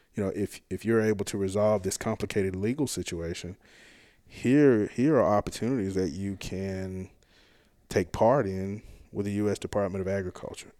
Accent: South Hinds County, Mississippi, United States; grew up in South Hines County, which is like sort of the Pine Hills

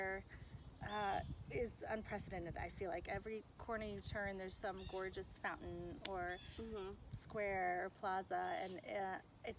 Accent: Urbandale, Iowa, United States; moved away as an adult; also born or lived in Rome / Northern California / Denver, Colorado; I grew up here in Urbandale, went to Iowa State

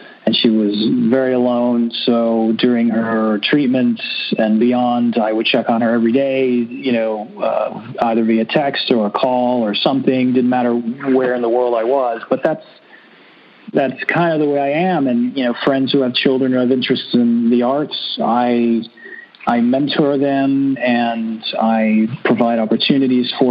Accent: Miami, Florida, United States; I'm from Miami.

